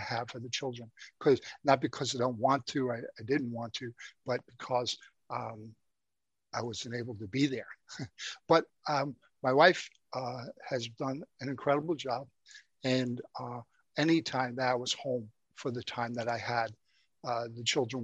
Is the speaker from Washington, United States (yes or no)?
no; New York City, New York, United States; I grew up in the Bronx, New York